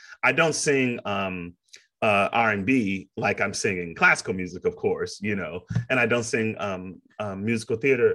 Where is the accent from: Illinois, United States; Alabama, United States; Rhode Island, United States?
Illinois, United States; Chicago; moved away as an adult; also born or lived in Princeton, New Jersey; now in Kentucky, United States; when I was growing up in Chicago, I'm from Chicago, south side of Chicago